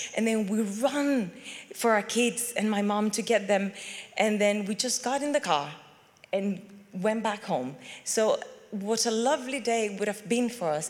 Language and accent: English; Venezuela; moved away as an adult; also born or lived in Chile; now in United Kingdom; I come from Venezuela